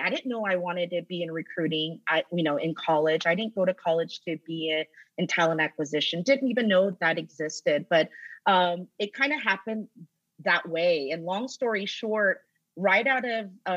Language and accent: English; Roswell, Georgia, United States; I grew up in Atlanta. I grew up in Roswell. I did all of my schooling from elementary to college here in Georgia